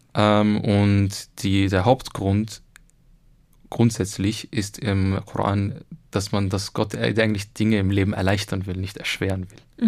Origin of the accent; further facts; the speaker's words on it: Egypt; now in Austria; ich bin ja selber Ägypter eigentlich